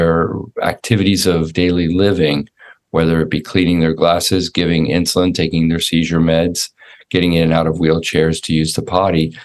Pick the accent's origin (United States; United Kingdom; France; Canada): United States; Los Angeles, California; also born or lived in Orlando, Florida; now in Jackson, Tennessee, United States; I grew up in Los Angeles, California, in a little suburb called Sherman Oaks